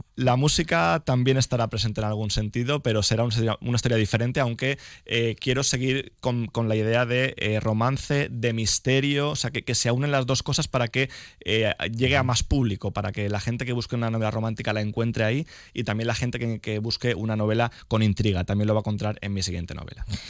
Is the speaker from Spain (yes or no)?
yes; Nueva, Valencian Community, Spain; also born or lived in Elche; mañana voy a estar en Nueva, que es mi pueblo